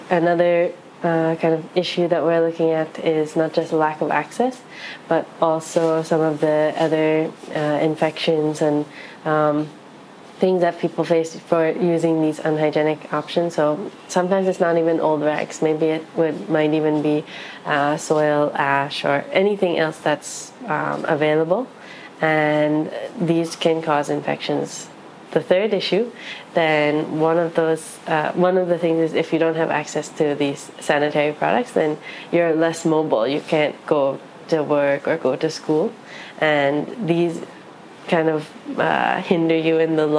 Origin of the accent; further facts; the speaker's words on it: New York City, New York, United States; I'm half Chinese, half Japanese, raised in New York City